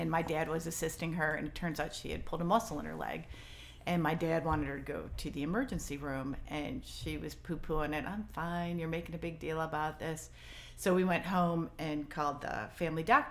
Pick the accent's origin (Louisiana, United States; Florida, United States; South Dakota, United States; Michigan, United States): Michigan, United States; also born or lived in Chicago; now in Richmond, United States; I grew up in Michigan. I drink pop and play euchre.